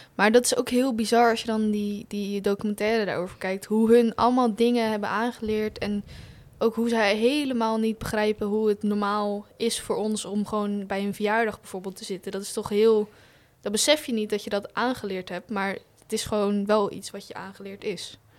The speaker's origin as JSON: {"language": "Dutch", "area": "Hoeksche Waard", "region": "South Holland", "country": "Netherlands", "said": "ik kom uit Hoekswaard"}